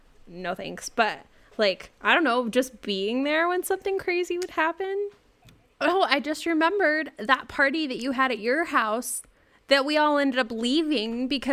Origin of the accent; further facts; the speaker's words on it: Syracuse/Clearfield, Utah, United States; also born or lived in Provo, Utah; when you live in a tiny conservative town in suburban Utah